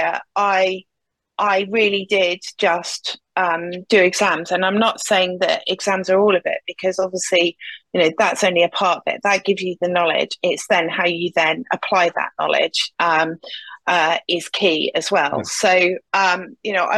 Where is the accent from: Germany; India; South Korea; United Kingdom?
United Kingdom; Nottingham, East Midlands; a company called InterAlliance was starting up in Nottingham, which is my hometown.